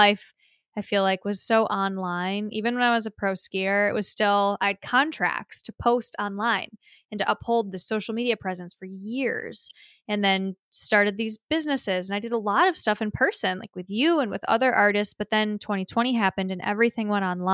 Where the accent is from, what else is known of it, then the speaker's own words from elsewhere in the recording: Clarkston, Michigan, United States; I'm in Michigan. I'm in my hometown.